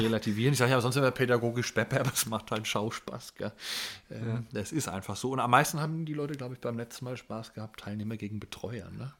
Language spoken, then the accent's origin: German; Germany; bei uns in Deutschland